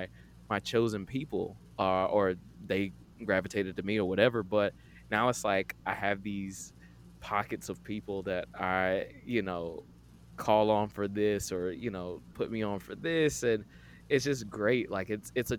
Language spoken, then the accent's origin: English; Atlanta, Georgia, United States; I grew up here in Atlanta.